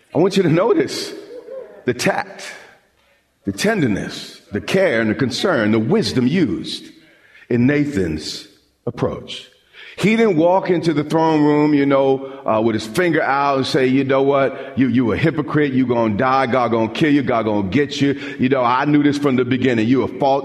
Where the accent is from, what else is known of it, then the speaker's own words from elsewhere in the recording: Long Island, New York, United States; I grew up on Long Island, and we would often go to the beach